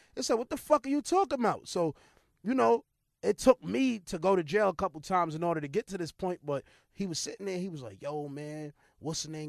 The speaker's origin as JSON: {"language": "English", "town": "New York City", "region": "New York", "country": "United States", "said": "I'm from New York"}